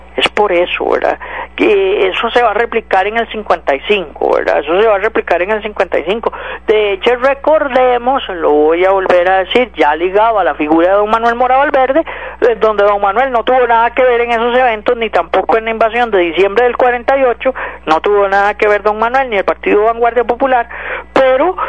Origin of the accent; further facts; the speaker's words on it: Costa Rica; como costarricense